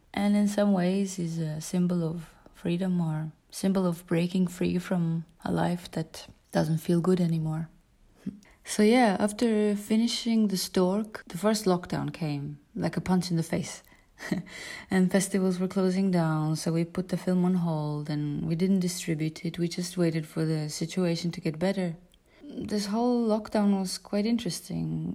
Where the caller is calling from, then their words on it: Tallinn, Harju County, Estonia; I am calling from Tallinn, Estonia. I live in a wooden house near the Baltic Sea